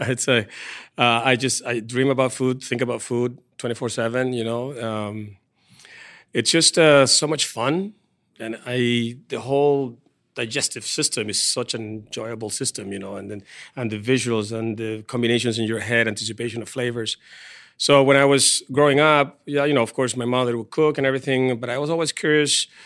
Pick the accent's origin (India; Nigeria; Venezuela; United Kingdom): Venezuela; moved away as an adult; also born or lived in Paris; now in San Diego, United States; I'm from Venezuela